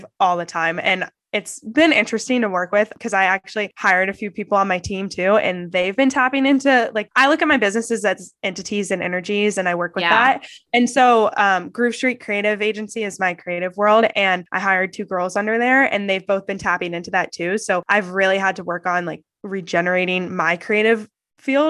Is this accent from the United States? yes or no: yes; Columbus, Ohio, United States; also born or lived in New York; I grew up in Columbus, Ohio